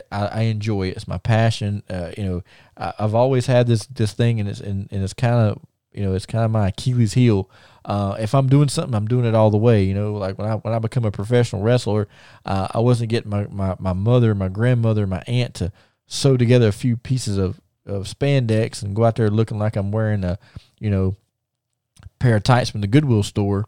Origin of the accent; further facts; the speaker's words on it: the South, United States; I'm from the South